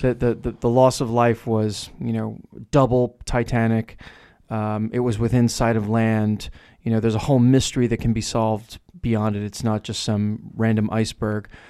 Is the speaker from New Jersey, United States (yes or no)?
yes; New Jersey, United States; accent: New Jersey; my New Jersey accent is really strong.